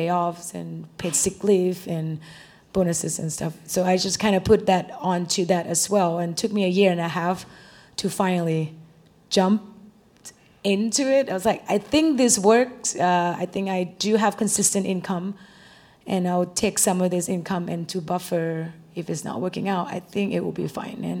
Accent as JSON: {"language": "English", "country": "Thailand", "moved": "yes", "lives_now": "Austin, United States", "said": "I'm from Thailand"}